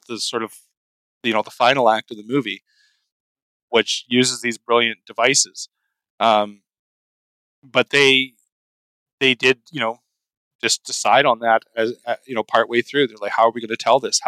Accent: Canada; as a Canadian looking

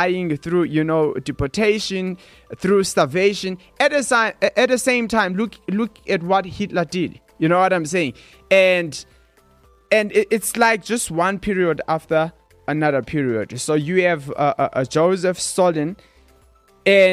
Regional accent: South Africa; growing up in South Africa

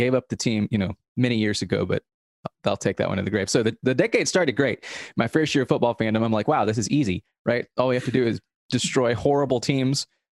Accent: Atlanta, Georgia, United States; I was born in Atlanta. I live right north of it now.

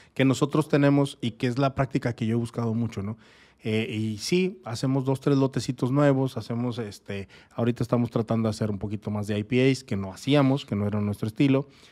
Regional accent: Torreón, Coahuila, Mexico; moved away as an adult; also born or lived in Sierra de Chihuahua; now in Tijuana, Mexico; yo no soy de aquí, yo soy de Torreón, Coahuila. Pero mucho tiempo en mi niñez estuve ahí en, en la Sierra de Chihuahua

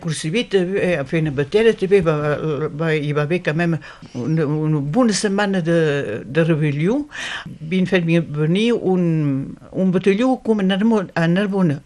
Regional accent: Occitania, France; som catalans

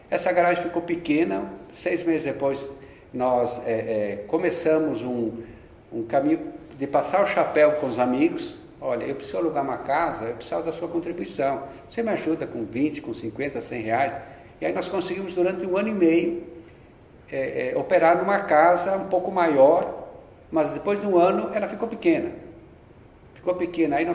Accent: Rio Grande do Sul, Brazil; moved away as an adult; also born or lived in Porto Alegre; now in São Paulo, Brazil; Eu sou do Rio Grande do Sul.

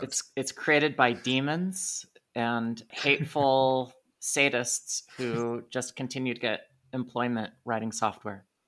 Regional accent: United States; I'm an American

